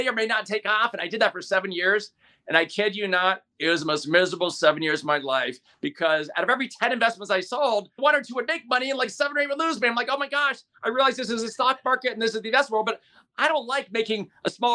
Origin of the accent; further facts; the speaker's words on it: San Francisco, California, United States; moved away as an adult; also born or lived in Irvine, California; now in Scottsdale, United States; I'm born and raised in San Francisco, California.